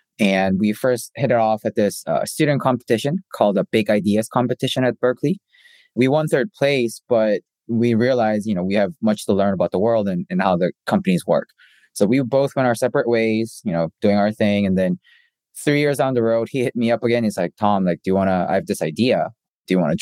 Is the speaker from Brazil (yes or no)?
no; South Korea; also born or lived in Canada; now in United States; I grew up in Korea, spent a little bit of time in Canada, and I spent half my life in the States, going from the East Coast to the West Coast.